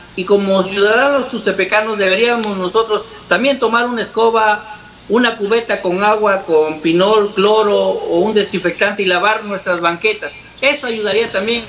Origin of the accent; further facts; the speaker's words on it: Mexico; como mexicanos